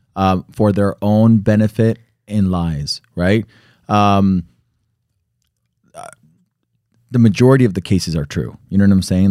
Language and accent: English; Connecticut, United States; I was born in Connecticut